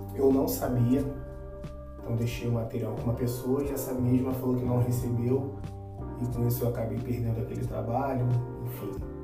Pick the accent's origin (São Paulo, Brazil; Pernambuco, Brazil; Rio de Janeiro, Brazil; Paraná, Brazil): Rio de Janeiro, Brazil; São Gonçalo; also born or lived in Niterói; eu nasci em Niterói, mas sou criado em São Gonçalo.